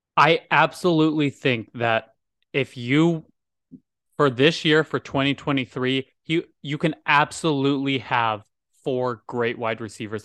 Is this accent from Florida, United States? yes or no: no; Texas, United States; as a Texan